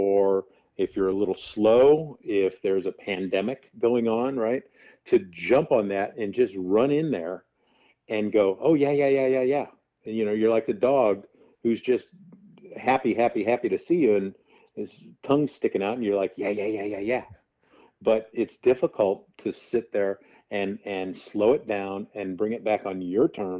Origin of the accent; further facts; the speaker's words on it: just outside St. Louis, Missouri, United States; also born or lived in Chicago area; now in Arizona, United States; my hometown, which is just outside the St. Louis area